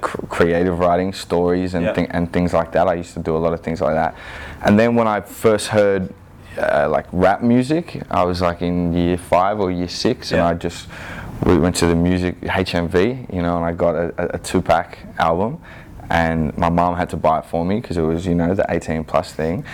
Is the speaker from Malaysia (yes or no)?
no; Sydney, New South Wales, Australia; growing up in the Inner West